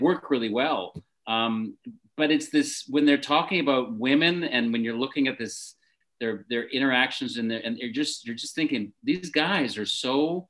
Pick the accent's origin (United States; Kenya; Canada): Canada; I am Canadian